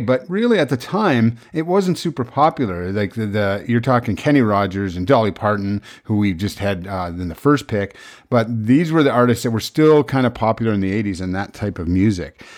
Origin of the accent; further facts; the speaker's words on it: Prince Edward Island, Canada; I was raised in Prince Edward Island